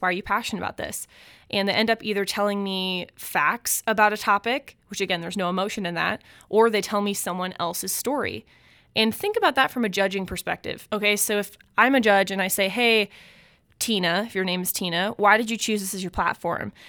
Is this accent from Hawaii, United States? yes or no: no; Omaha, Nebraska, United States; I grew up in West Omaha, Nebraska